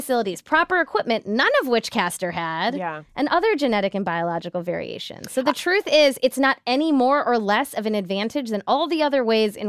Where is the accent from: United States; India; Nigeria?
India; And also just like one of India's few Olympic athletes, period, which as an Indian